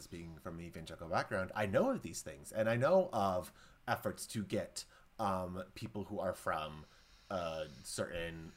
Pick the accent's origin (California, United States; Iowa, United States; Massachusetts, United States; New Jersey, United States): Iowa, United States; I'm from Iowa